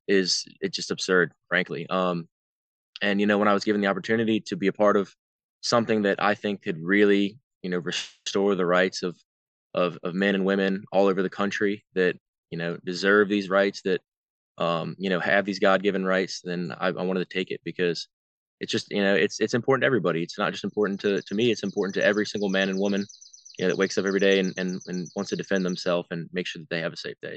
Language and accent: English; Virginia, United States; growing up in Virginia